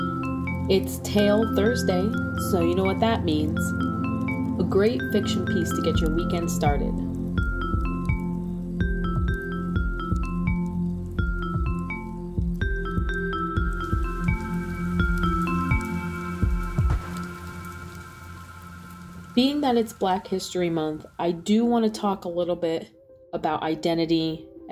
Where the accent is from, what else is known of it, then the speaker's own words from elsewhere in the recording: New York, United States; moved away; also born or lived in Southern Illinois; My family's from New York. I'm from New York.